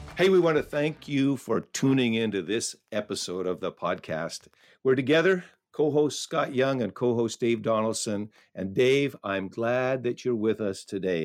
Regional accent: Canada; I grew up in a, in a very small town nestled up along the Ottawa River

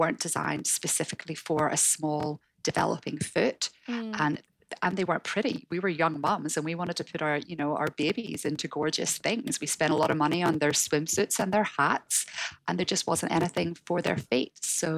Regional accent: Northern Ireland, United Kingdom; accent: Northern Irish; moved away as an adult; also born or lived in Hong Kong; now in Sydney, Australia; you can tell from my accent. I'm from Northern Ireland

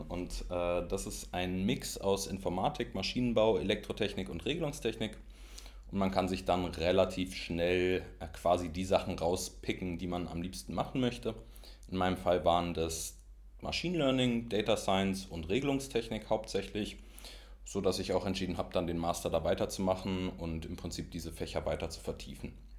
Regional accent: Berlin, Germany; dass man aus Berlin kommt

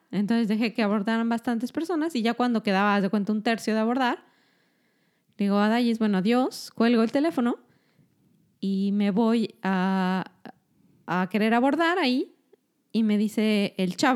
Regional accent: Mexico; Yo soy mexicana.

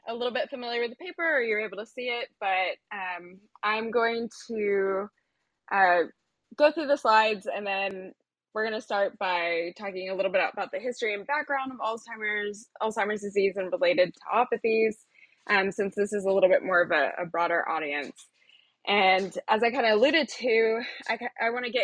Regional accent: Chapel Hill, North Carolina, United States; moved away as an adult; also born or lived in Austin, Texas; I was raised in Chapel Hill, North Carolina, which is basically on the University of North Carolina campus.

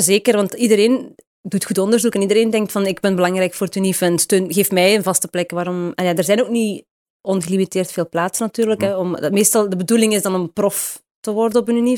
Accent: Houthalen-Helchteren, Flanders, Belgium; moved away as an adult; also born or lived in Heusden-Zolder, Belgium / Brussels, Belgium / California, United States; geboren in Heuse Zolder, daar is een ziekenhuis. En getogen in Houthalen

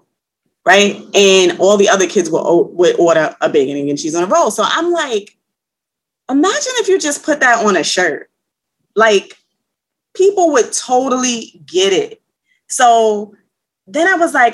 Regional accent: New York City, New York, United States; I'm from New York. I'm a Bronx native, Soundview area.

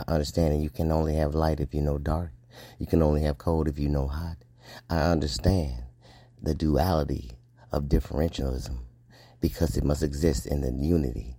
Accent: United States; I am an American, black man, American, Scorpio Marine officer

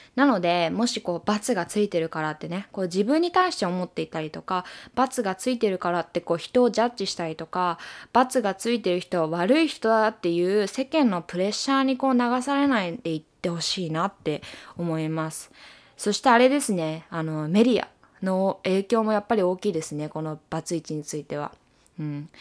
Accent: Japan; moved away as an adult; now in United States; 自分の生まれ育った国を出て視野を広げた時に

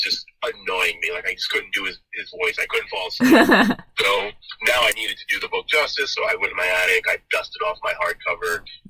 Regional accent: Troy, New York, United States; also born or lived in Cohoes; I'm born and raised in Troy. I have lived there 90% of my life. I lived in Cohoes for like 2 years, and then I moved back to Troy, and I've lived here ever since. And I graduated from Troy High, class of 95.

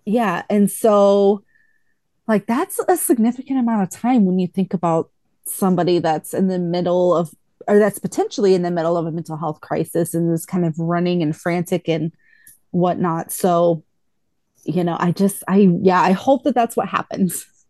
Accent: Texas, United States; I grew up in Texas

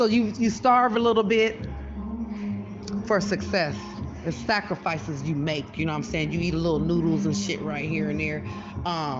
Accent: Texas, United States; now in Sacramento, United States; I'm originally from Texas. I'm a country girl

